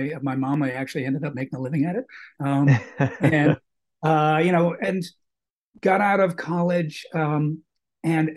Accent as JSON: {"language": "English", "town": "Boston", "region": "Massachusetts", "country": "United States", "tie": "born or raised there", "said": "I was also lucky to be growing up in Boston at a time when the Revival movie house boom was going on"}